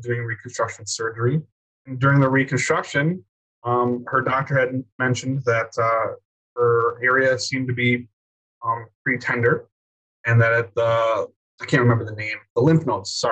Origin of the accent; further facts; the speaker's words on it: Wisconsin, United States; I'm from Wisconsin